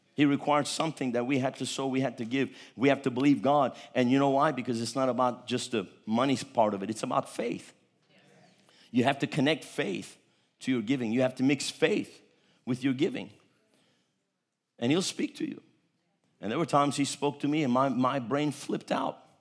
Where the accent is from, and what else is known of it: United States; moved away as an adult; also born or lived in Istanbul, Turkey